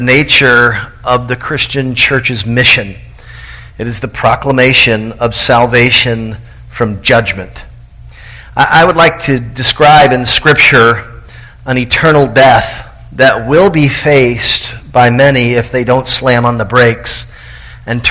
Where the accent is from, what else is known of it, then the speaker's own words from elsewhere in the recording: Tallahassee, Florida, United States; my hometown of Tallahassee, Florida